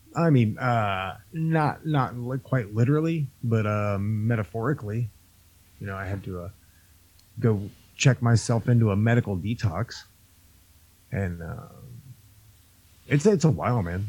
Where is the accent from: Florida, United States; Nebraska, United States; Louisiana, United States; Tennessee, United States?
Florida, United States; I'm from Florida